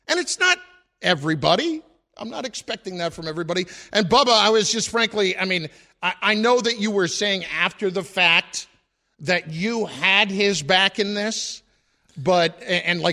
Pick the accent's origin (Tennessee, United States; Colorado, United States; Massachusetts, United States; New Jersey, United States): New Jersey, United States; I grew up in New Jersey